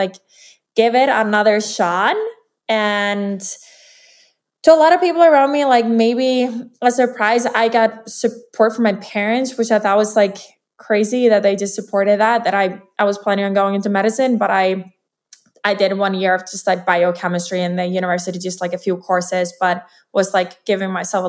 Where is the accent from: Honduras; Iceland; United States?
Iceland; I'm from Iceland, and I'm a professional athlete